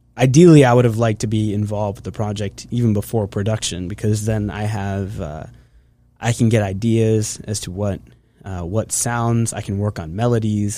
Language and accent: English; Hershey, Pennsylvania, United States; I am from Hershey, Pennsylvania. That's where I grew up.